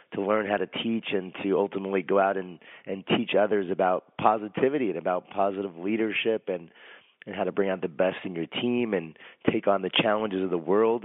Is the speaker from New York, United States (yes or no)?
yes; Long Island, New York, United States; born or raised there